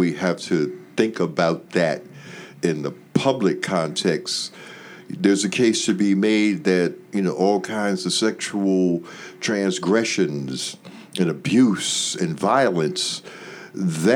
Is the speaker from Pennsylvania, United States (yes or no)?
yes; Philadelphia, Pennsylvania, United States; born or raised there